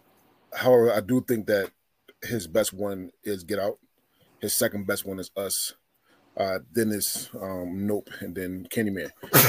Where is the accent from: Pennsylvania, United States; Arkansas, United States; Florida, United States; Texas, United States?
Pennsylvania, United States; Philadelphia; moved away as an adult; now in Oregon, United States; I'm born and raised in Philadelphia, so I want to make sure that everybody knows right now. And I only lived in Philly. I mean, I only lived in Oregon for 5 years, so it was my fifth year in Oregon.